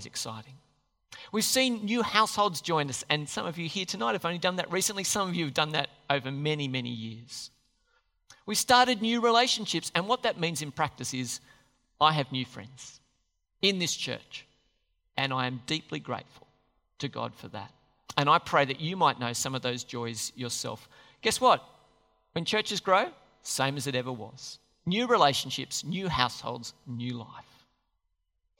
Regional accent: Australia; the Aussies

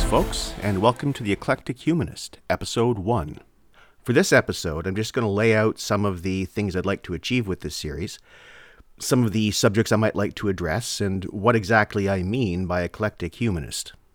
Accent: Canada; I'm Canadian

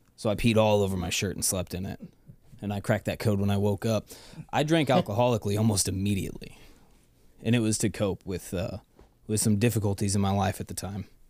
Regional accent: Lake Saint Louis, Missouri, United States; Growing up in Lake Saint Louis was amazing

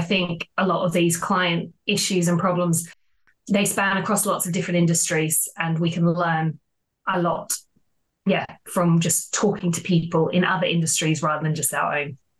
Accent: Australia; moved away as an adult; now in London, United Kingdom; I don't know if you can tell from the accent, but I'm originally from Australia

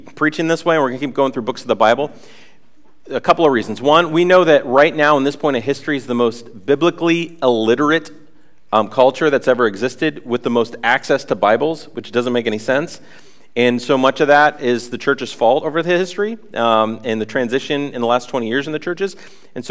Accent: Worcester, Massachusetts, United States; moved away as an adult; also born or lived in Atlanta, Georgia / Northampton; we moved from Worcester, our hometown, down to Atlanta, Georgia

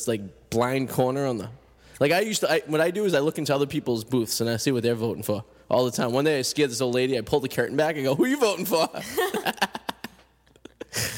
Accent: Revere, Massachusetts, United States; accent: Boston; I'm from Revere, so that's literally, I could throw a stone from my old house at the at Rain nightclub.

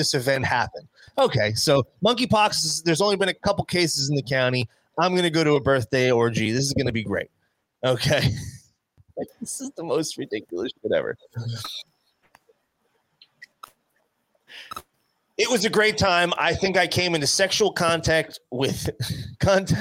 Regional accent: New Jersey, United States; We're from Jersey

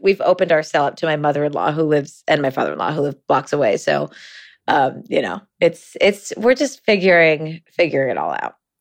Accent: Ithaca, New York, United States; We grew up together in Ithaca, New York, very small liberal town in upstate New York

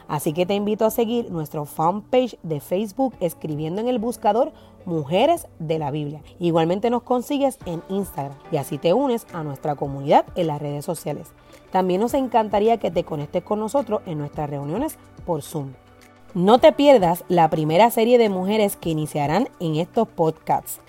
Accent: Puerto Rico

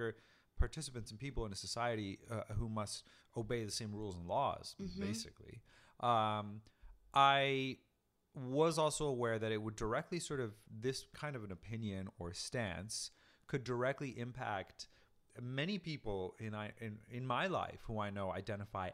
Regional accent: San Diego, California, United States; moved away as an adult; also born or lived in Mexico City, Mexico; I grew up in San Diego

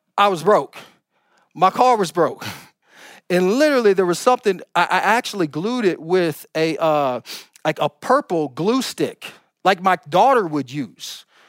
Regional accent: Oklahoma, United States; now in California, United States; I'm from Oklahoma

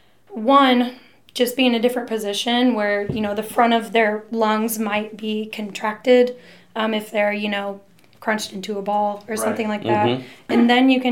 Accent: Wentzville, Missouri, United States; also born or lived in Colorado Springs; In Wentzville. I grew up in Wentzville

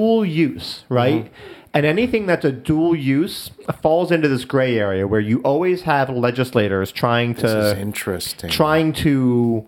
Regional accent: United States; as an American, as Americans

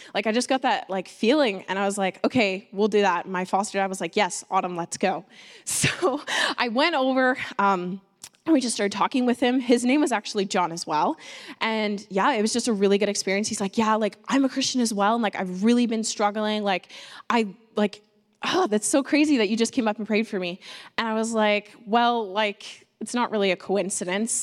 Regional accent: Listowel, Ontario, Canada; moved away as an adult; now in Vancouver Island, Canada; I'm from a little town uh, called Listowel in Ontario

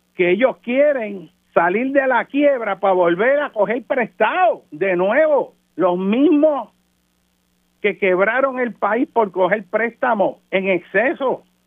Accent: Puerto Rico; nosotros como puertorriqueños

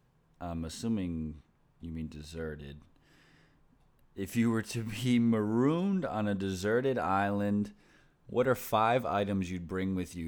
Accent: Philadelphia, Pennsylvania, United States; born there; I was born up near the Philadelphia area, so I root for the Phillies, I root for the Flyers.

